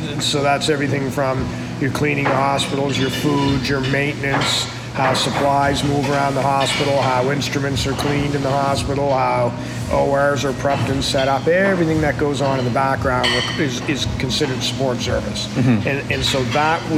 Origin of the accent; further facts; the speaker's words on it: Halifax, Nova Scotia, Canada; I grew up in Halifax, Nova Scotia